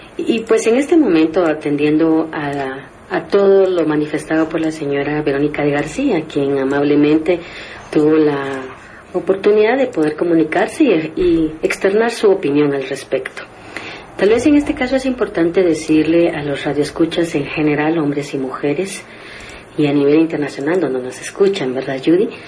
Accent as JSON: {"language": "Spanish", "country": "Guatemala", "said": "como guatemaltecas y guatemaltecos"}